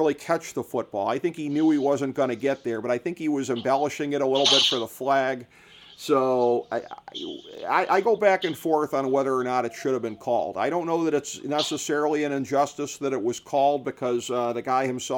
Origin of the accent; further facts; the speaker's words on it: Cleveland, Ohio, United States; I grew up in Cleveland